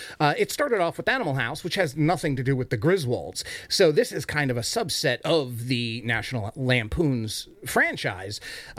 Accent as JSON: {"language": "English", "region": "New York", "country": "United States", "accent": "New York", "moved": "yes", "lives_now": "Baltimore, United States", "said": "I'm in Baltimore, hon. I'm saying Baltimore with the New York accent, because that's the only accent I really am good at, because I'm from New York."}